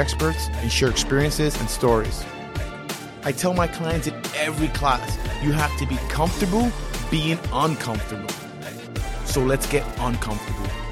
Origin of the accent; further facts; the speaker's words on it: New York City, New York, United States; I'm a New Yorker and a former Marine